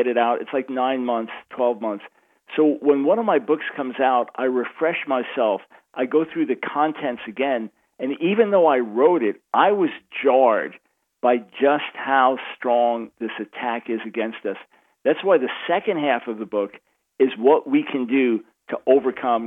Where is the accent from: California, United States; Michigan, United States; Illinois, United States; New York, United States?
New York, United States; Long Island; accent: New York; moved away as an adult; also born or lived in Manhattan, New York City; now in North Carolina, United States; New York, born in Manhattan, New York City, and raised on Long Island